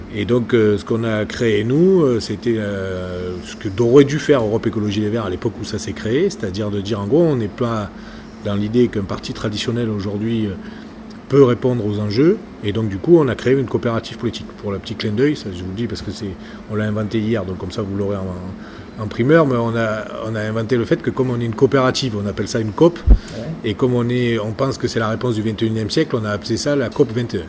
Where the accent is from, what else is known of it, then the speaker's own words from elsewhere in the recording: Languedoc-Roussillon, Occitania, France; moi je viens du Languedoc-Roussillon